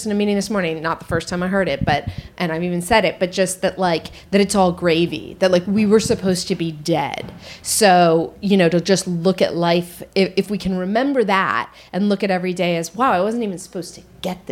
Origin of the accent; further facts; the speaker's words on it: Marin, Northern California, United States; I'm from Northern California